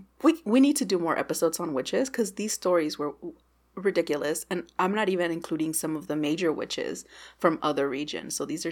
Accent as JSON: {"language": "English", "region": "Texas", "country": "United States", "said": "As a Texan"}